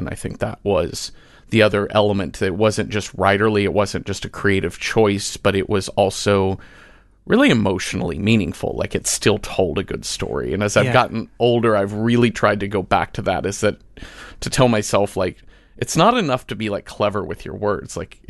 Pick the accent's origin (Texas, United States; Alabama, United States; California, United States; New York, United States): Texas, United States; Mesquite; We grew up in Mesquite, Texas, a suburb of Dallas.